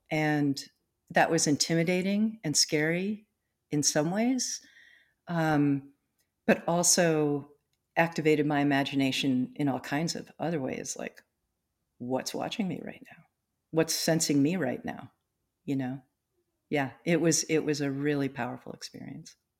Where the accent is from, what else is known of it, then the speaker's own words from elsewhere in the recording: East Coast, United States; now in North Cascades, United States; I grew up on the East Coast, um, on, you know, the Eastern Seaboard on the Atlantic Ocean